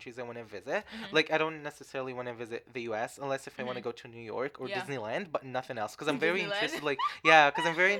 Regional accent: Libya; moved away; I grew up in Libya.

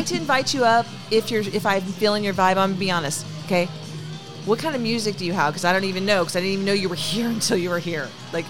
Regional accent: Pacifica, California, United States; moved away; also born or lived in Sacramento; I was born and raised in Pacifica.

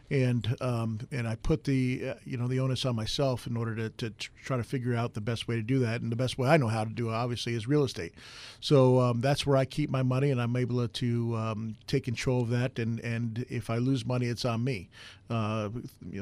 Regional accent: New York, United States; moved away; I'm originally from New York

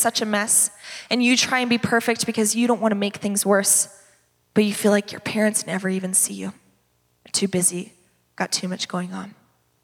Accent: Redlands, California, United States; I grew up in the Redlands

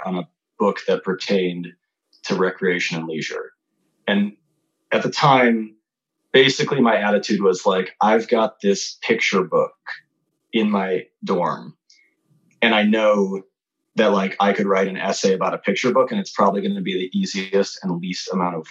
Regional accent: Chicago, Illinois, United States; I grew up in the suburbs of Chicago

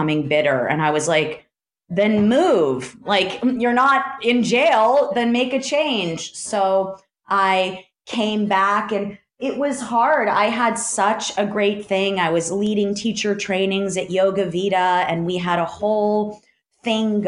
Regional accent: California, United States; also born or lived in New York; I am like such a quintessential California girl

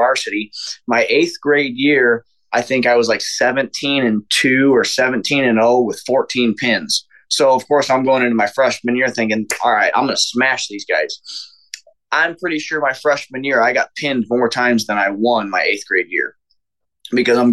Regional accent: Chesterton, Indiana, United States; also born or lived in Houston, Texas; my hometown, Chesterton

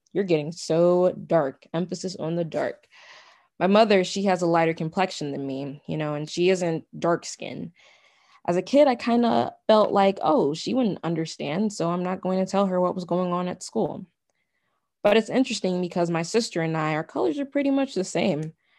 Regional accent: United States; My ethnicity is Nigerian, but then there comes my nationality. Well, my nationality is American

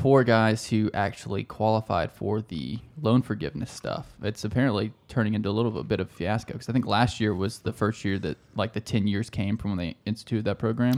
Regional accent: South Carolina, United States; We're from South Carolina

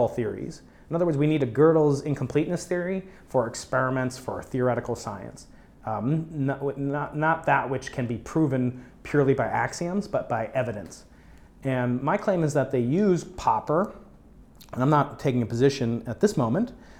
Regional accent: New York, United States; now in San Diego, United States; I'm from New York

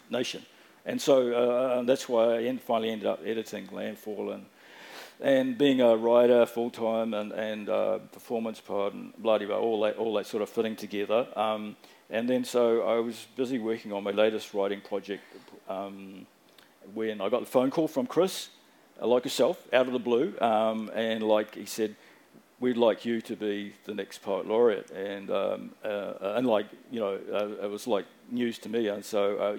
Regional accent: Auckland, New Zealand; also born or lived in Fiji / Dunedin; when I was growing up in South Auckland

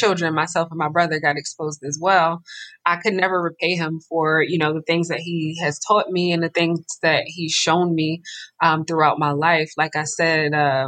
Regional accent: Philadelphia, Pennsylvania, United States; living and growing up in Philadelphia in such an urban environment

